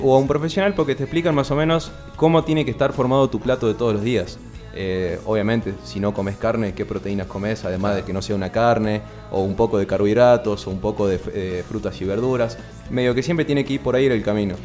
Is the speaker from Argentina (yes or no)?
yes; Jujuy, Argentina; now in Salta, Argentina; yo llegué acá, soy de Jujuy, ahora bueno, estoy viviendo en Salto solo.